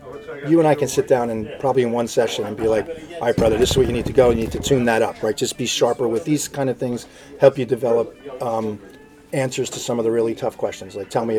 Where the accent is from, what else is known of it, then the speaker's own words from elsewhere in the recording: Hawthorne, United States; So I'm from Hawthorne.